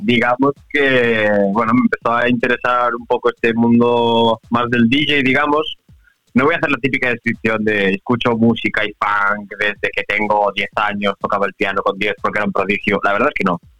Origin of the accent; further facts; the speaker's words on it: Santiago de Compostela, Galicia, Spain; moved away as an adult; also born or lived in Southampton; now in Barcelona, Spain; yo soy de Santiago de Compostela.